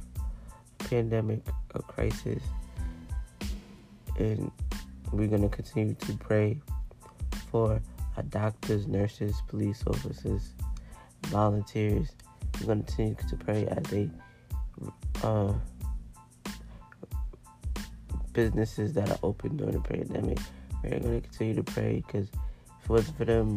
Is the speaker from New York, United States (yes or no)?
yes; New York, United States; I'm from New York